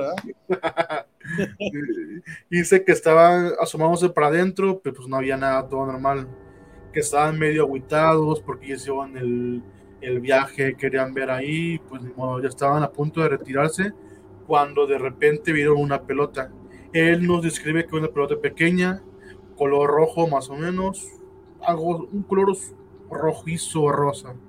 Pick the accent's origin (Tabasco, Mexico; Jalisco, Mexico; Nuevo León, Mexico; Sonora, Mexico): Jalisco, Mexico; Guadalajara; somos de Guadalajara, Jalisco